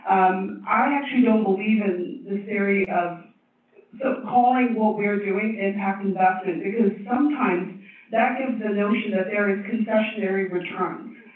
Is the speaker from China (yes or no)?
yes; Tibet, China; also born or lived in Oakland / Stanford; now in United States; I'm from Tibet. Maybe the furthest of anyone here. Is anyone here further from Tibet? Um, so, uh, came here on a green card lottery and went to college, community college in Oakland, and then went to Stanford and became the first Tibetan